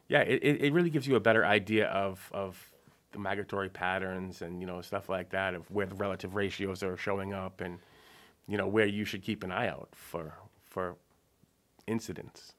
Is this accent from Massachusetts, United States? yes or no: yes; Marshfield, Massachusetts, United States; I grew up in Marshfield